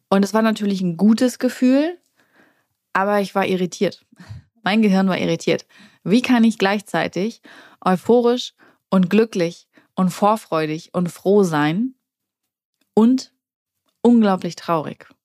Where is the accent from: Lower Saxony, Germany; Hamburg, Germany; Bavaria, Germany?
Hamburg, Germany; moved away as an adult; als ich damals aus Hamburg, also als ich damals aus meiner Heimatstadt weggegangen bin